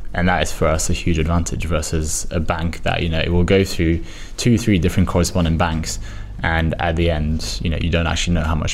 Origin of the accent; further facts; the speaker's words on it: Paris, Île-de-France, France; moved away as an adult; now in United Kingdom; I'm from Paris and I came to the UK to study.